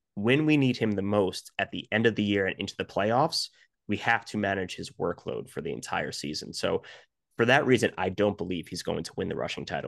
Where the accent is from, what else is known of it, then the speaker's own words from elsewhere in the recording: New Jersey, United States; I'm from New Jersey, I'm not from Cleveland